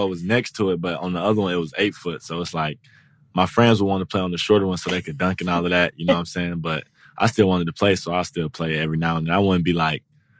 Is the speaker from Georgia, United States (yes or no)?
yes; Atlanta, Georgia, United States; I'm from Atlanta. So Mike Vick.